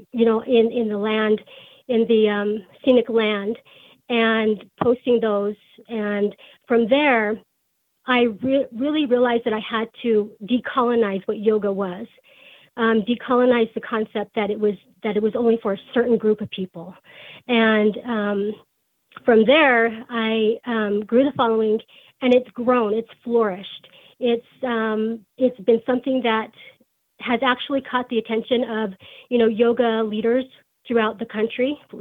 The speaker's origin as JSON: {"language": "English", "town": "Salt Lake City", "region": "Utah", "country": "United States", "tie": "born or raised there", "said": "I grew up in Salt Lake City, Utah"}